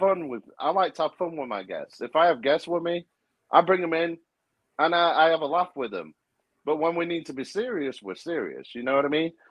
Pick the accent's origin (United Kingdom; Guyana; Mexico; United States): United Kingdom; that's part of being British